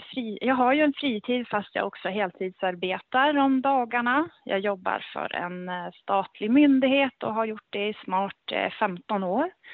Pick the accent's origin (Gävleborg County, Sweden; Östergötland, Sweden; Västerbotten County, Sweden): Gävleborg County, Sweden; Gävle; also born or lived in Örebro / Stockholm / Norway / England; jag är ju då född och uppväxt i, här i Gävle